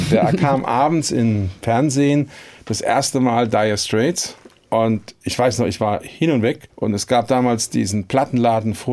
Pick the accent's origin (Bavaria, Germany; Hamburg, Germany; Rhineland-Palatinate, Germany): Rhineland-Palatinate, Germany; Ludwigshafen; Ich hätte ja genauso gut in China, in Südafrika oder in Peru geboren sein können. Aber nein, ich komme nun mal aus Ludwigshafen.